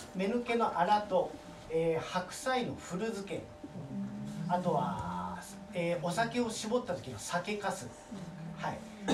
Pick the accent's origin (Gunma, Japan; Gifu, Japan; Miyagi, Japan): Miyagi, Japan; Higashimatsushima; now in Sendai, Japan; 私の家系が、えーと、今でいう東松島市